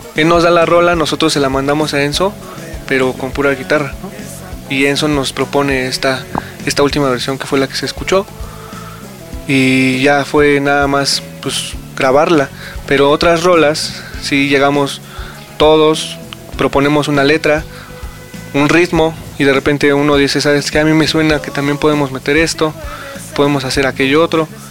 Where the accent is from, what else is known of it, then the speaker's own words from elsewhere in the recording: Mexico; somos de México, somos un producto hecho en México